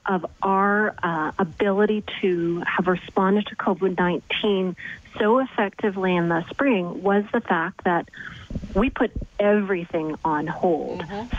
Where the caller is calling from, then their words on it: Winnipeg, Manitoba, Canada; so I'm calling you from Winnipeg.